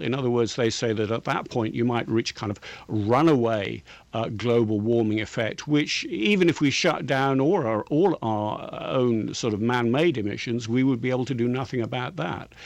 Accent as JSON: {"language": "English", "region": "England", "country": "United Kingdom", "said": "I'm English"}